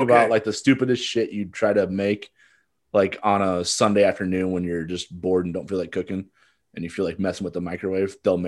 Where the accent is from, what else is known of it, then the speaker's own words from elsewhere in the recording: Midwest, United States; So I'm from the Midwest, but I had a lot of family, you know, eastward.